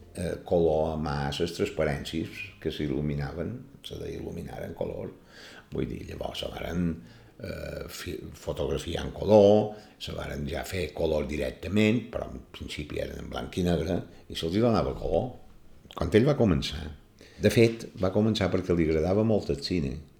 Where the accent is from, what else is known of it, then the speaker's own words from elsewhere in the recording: Palma, Balearic Islands, Spain; Vaig néixer el 29 de gener de l'any 1949, a Palma, en el carrer del Real